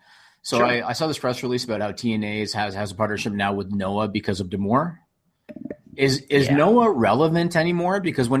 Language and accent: English; Canada; I'm a dude from Canada.